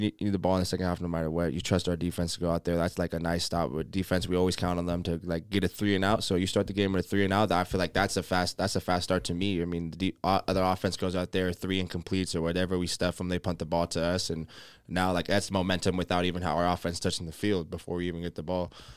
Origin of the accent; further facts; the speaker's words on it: Las Vegas, Nevada, United States; moved away; I grew up in Las Vegas.